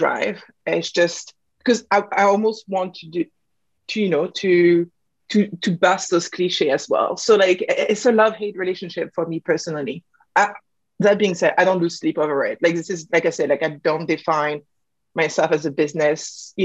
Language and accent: English; France; moved away; I come from France. I have a dual nationality